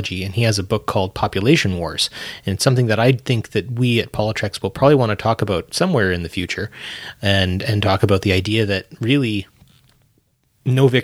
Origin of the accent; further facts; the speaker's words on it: Edmonton, Alberta, Canada; I come from Edmonton, Alberta